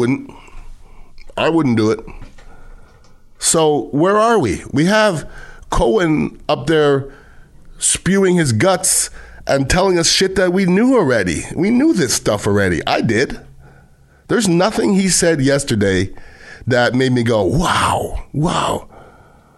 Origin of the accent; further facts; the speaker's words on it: United States; as American